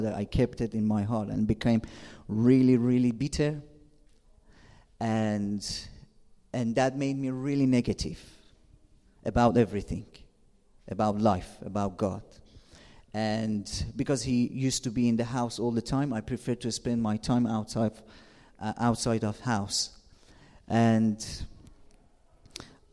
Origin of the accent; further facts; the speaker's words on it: Shiraz, Fars, Iran; English is a second language; moved away as an adult; now in England; I'm from Shira, south of Iran